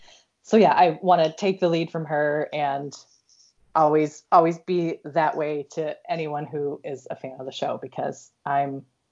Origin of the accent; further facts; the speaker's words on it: Iowa, United States; I'm from Iowa.